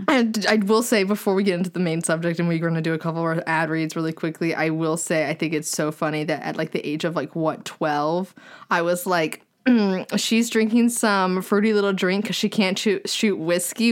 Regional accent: the South, United States; moved away; I'm away from the South

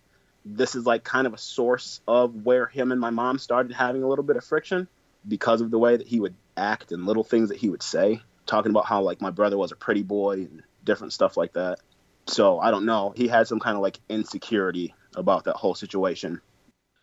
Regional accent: Flint, Michigan, United States; now in Detroit area, United States; that is my hometown

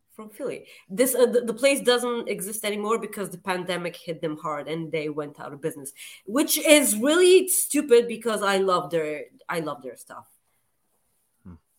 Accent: Plovdiv, Plovdiv Province, Bulgaria; my hometown of Plovdiv

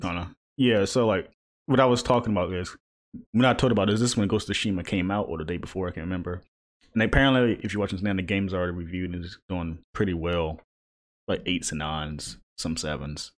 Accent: East Coast, near the Virginia–North Carolina border, United States; now in Charlotte, United States; I grew up in the East Coast, so it's like, I'm near water always

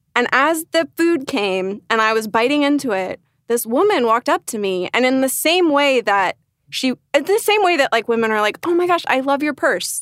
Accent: Northern Virginia, United States; moved away as an adult; now in Los Angeles, United States; I grew up in Nova, Northern Virginia, as the, well, no, the locals call it Nova

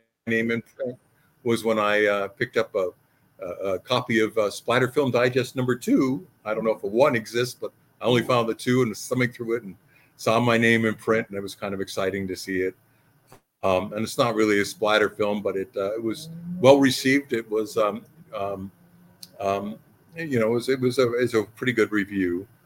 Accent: Los Angeles, California, United States; also born or lived in Hollywood; I lived in Hollywood most of my life. I was born in Los Angeles, well, Whittier. So most of my life, I've grown up around the real show business, real Hollywood

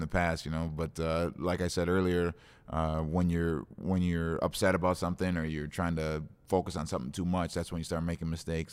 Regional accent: Osseo, United States; I grew up in Osseo

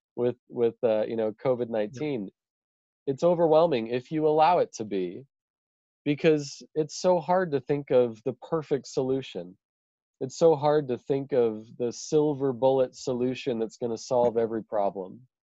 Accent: Idaho, United States; also born or lived in Kenya; i just live here in my hometown in in idaho in the us

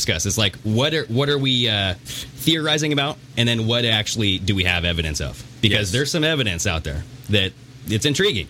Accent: St. Louis, Missouri, United States; Plus, wore my PMA shirt to my hometown, St. Louis. Cardinals game last night.

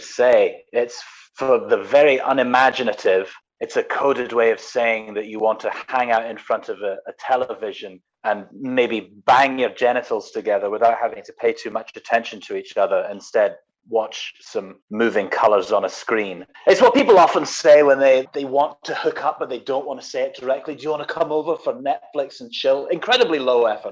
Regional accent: Scotland, United Kingdom; growing up in Scotland

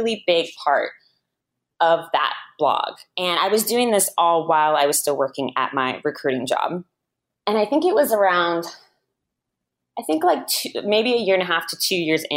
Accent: Bay Area, Silicon Valley, California, United States; I'm from the Bay Area, like Silicon Valley.

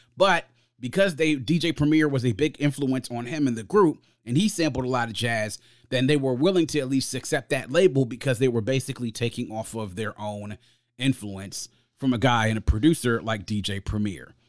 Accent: United States; my hometown and home area, the D M V

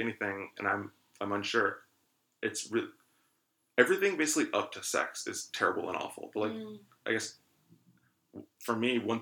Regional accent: Atlanta, Georgia, United States; moved away as an adult; now in Chicago, United States; I'm from Atlanta

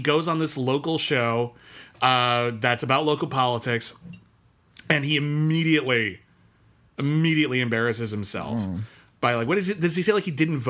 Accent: Southern California, United States; I guess it's in Northern California because we're from Southern California and it doesn't.

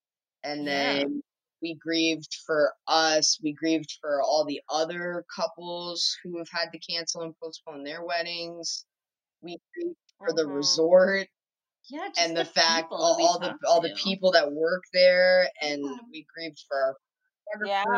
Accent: Newfoundland and Labrador, Canada; I'm the Newfoundlander.

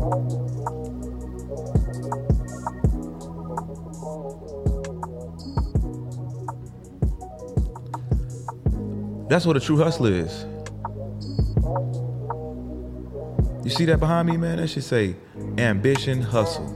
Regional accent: New Jersey, United States; I grew up in New Jersey

